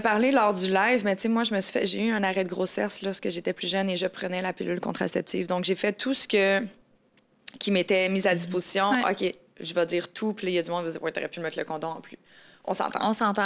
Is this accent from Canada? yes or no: yes; Canada; chez nous au Canada